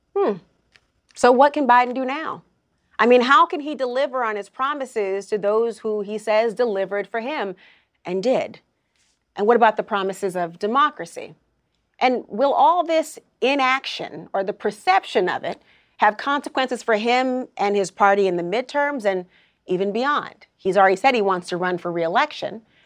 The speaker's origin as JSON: {"language": "English", "region": "Minnesota", "country": "United States", "tie": "born or raised there", "said": "You're also talking about my home state as well."}